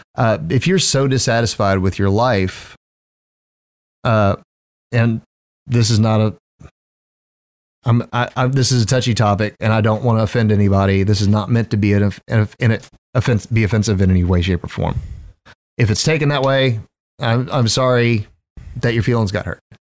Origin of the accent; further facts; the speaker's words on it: the South, United States; I was raised in the South